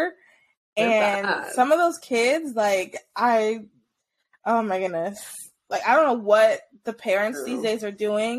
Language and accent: English; United States; as an American